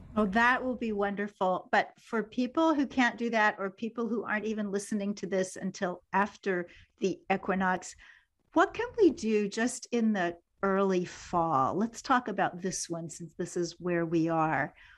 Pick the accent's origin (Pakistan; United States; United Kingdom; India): United States; Kansas City; moved away as an adult; my hometown of Kansas City